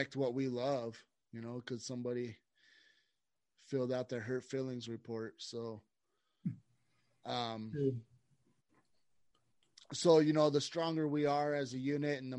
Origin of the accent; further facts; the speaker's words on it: Idaho, United States; now in Colorado, United States; We're both from Idaho and we've been friends since grade school